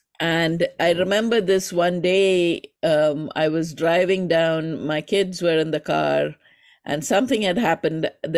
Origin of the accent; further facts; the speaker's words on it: India; from my name, you might recognize that I am from India, the home of yoga and also arguably the home of meditation, the birthplace of both yoga and meditation in a certain sense.